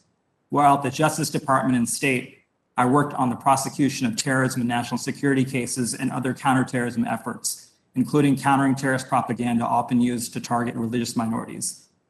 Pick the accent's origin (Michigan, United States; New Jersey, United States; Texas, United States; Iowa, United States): Texas, United States; also born or lived in Wyoming; My family came to the United States from India, where my father was raised in a village with no electricity. I was born in Wyoming, where my father worked in the mining industry, and I grew up in Texas.